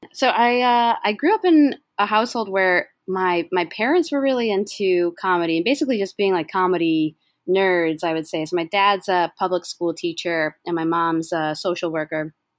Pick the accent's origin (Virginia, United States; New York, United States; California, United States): New York, United States; Syracuse; moved away; also born or lived in Rochester, New York; I'm from Syracuse, New York